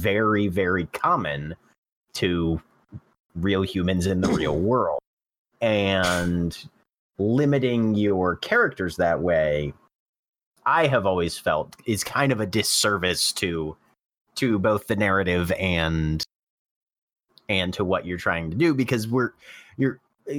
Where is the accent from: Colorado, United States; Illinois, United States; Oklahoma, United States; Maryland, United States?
Maryland, United States; born and raised in Maryland